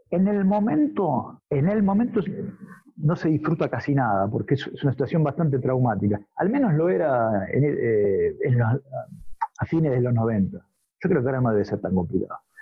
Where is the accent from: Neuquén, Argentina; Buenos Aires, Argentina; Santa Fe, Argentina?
Buenos Aires, Argentina; near Ramos Mejía, western Greater; en el oeste, en Ramos Mejía, cerca de donde yo soy